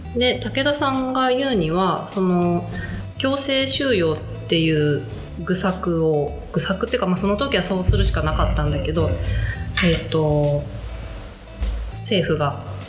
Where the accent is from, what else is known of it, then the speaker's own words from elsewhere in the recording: Tokyo, Japan; moved away as an adult; 私20うんと中学生から30代前半まで東京に住んでいて、うん、で20代後半ぐらいから、うん、えっ、ー、と地元その,、まあ、その時地元だった練馬で